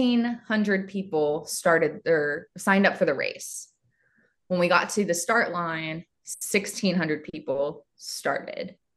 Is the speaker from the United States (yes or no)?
yes; Ohio, United States; I'm from Ohio. So it was like 4 hours for me because it was the other end of Ohio